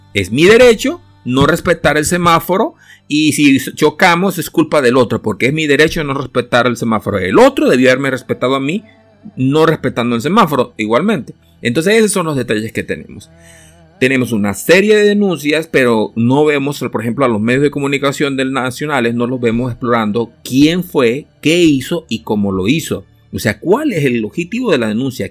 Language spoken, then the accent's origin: Spanish; Venezuela; also born or lived in El Salvador; yo vengo de Venezuela, o sea, me nací en El Salvador, pero me crié en Venezuela.